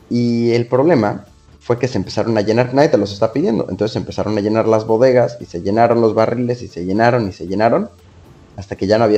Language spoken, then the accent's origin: Spanish; Veracruz, Mexico; porque yo soy de acá de Veracruz, tenemos nuestros mariscos.